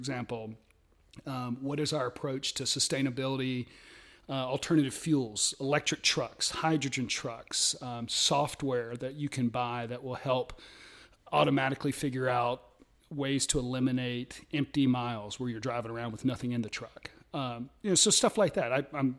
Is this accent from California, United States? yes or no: no; Athens, Georgia, United States; born there; I was born in Athens, which is interesting because that's, you know, University of Georgia.